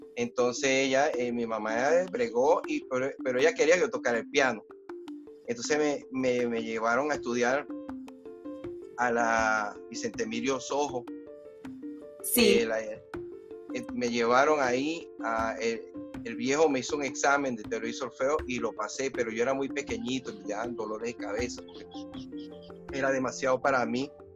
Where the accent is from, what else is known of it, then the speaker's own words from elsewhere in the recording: Caracas, Capital District, Venezuela; moved away as an adult; now in Netherlands; esa Venezuela donde yo me crié